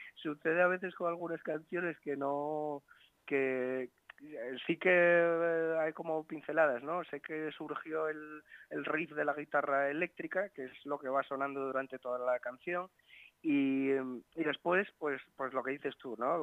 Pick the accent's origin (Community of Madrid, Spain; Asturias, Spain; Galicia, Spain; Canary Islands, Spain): Asturias, Spain; la gente que somos asturianos